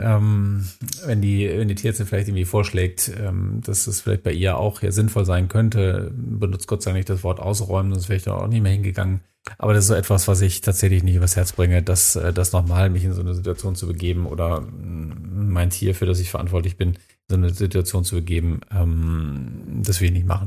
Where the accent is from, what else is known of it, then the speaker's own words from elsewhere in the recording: Minden, North Rhine-Westphalia, Germany; in meiner Heimatstadt Minden